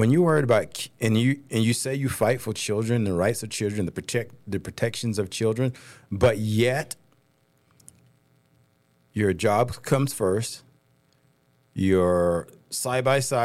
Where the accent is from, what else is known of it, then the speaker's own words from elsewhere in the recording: the South, United States; now in Utah, United States; I'm from the South.